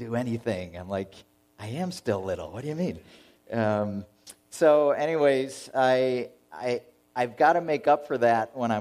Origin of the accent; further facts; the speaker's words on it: Buffalo, New York, United States; moved away; growing up as a kid when the 1 week of summer came to Buffalo